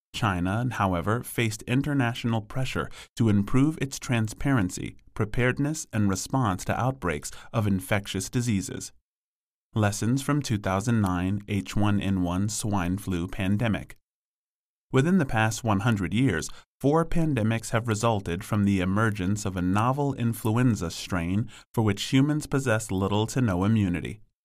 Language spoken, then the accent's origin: English; London, United Kingdom; I was born in London in the seventies, growing up in the nineteen eighties.